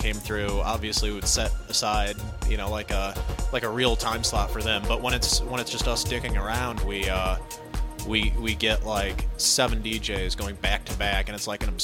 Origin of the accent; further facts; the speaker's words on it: Pontiac, Michigan, United States; I'm a DJ from Pontiac.